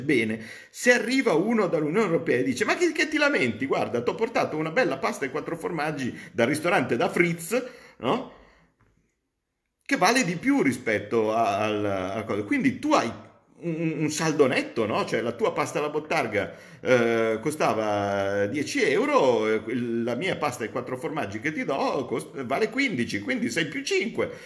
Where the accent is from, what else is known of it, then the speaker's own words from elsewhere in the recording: Como, Lombardy, Italy; io vengo da Como